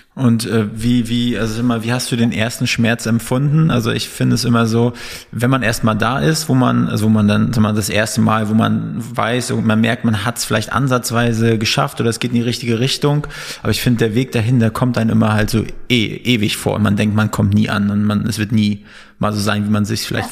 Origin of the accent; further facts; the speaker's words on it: Northern Germany, Germany; moved away as an adult; now in Berlin, Germany; wir sind so Fischköpfe, sagt man. Wir kommen aus dem Norden ursprünglich.